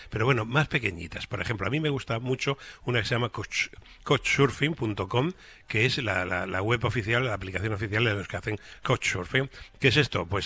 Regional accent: Valencia, Valencian Community, Spain; yo soy del Mediterráneo y el Mediterráneo es el mejor lugar del mundo y Valencia es luz y color Mediterráneo

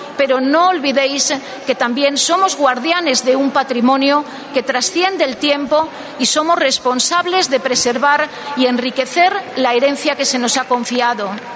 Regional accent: Zamora, Castile and León, Spain; now in Salamanca, Spain; soy zamorana de nacimiento

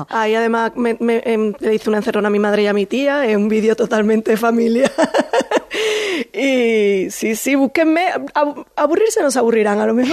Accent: Seville, Andalusia, Spain; Soy absolutamente sevillana, pero soy muy internacional, he vivido en el extranjero, hablo con mucha fluidez

